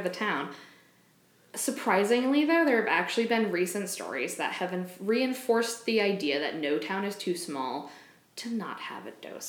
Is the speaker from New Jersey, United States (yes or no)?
no; Limington, Maine, United States; Lymington is my hometown.